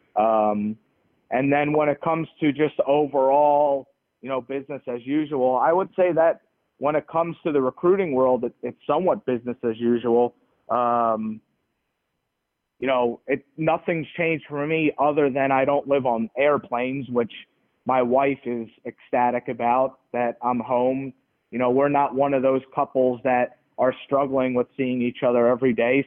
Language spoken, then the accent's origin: English; New York, United States; moved away; also born or lived in Nebraska; friends of mine in New York that I grew up